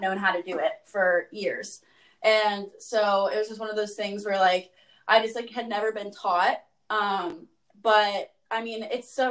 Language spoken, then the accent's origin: English; Ohio, United States; I am from Ohio.